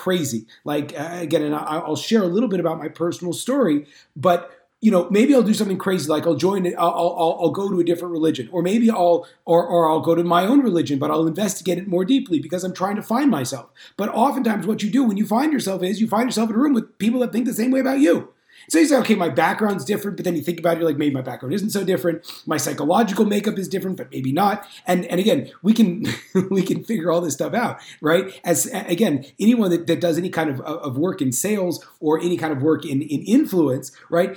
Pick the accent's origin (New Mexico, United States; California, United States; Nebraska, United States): California, United States; Northern; I grew up in Northern California in a largely assimilated Jewish home.